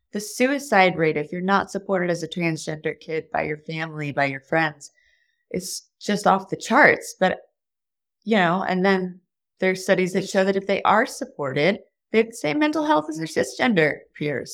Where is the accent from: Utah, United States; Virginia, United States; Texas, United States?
Texas, United States; I grew up in Texas